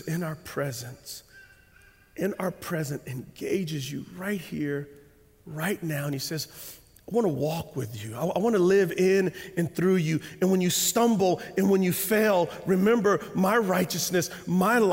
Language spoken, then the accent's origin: English; United States; As American Christians